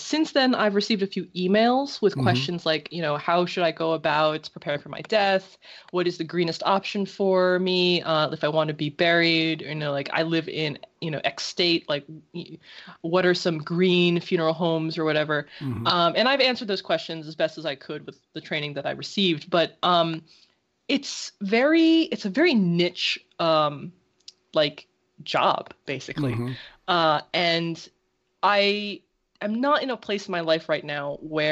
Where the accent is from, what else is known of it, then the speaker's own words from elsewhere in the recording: United States; I was born in America